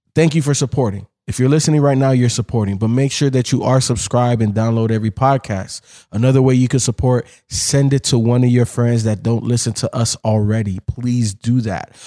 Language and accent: English; Miami, Florida, United States; also born or lived in Chicago; I grew up in Miami